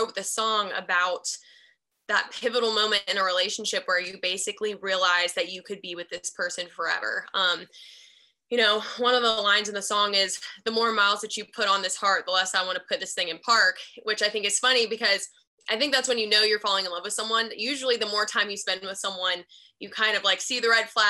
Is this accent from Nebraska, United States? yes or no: no; Charlotte, North Carolina, United States; now in Nashville, United States; I'm from Charlotte, North Carolina